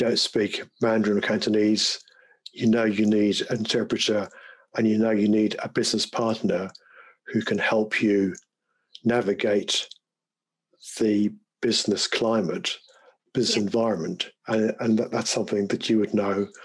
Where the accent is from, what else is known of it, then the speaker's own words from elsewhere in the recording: England, United Kingdom; moved away; also born or lived in Chichester, West Sussex; I was brought up in England